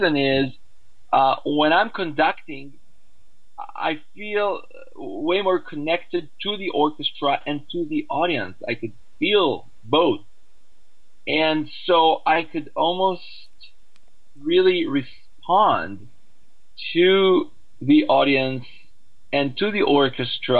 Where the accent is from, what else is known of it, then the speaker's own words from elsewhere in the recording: Israel; I grew up in Israel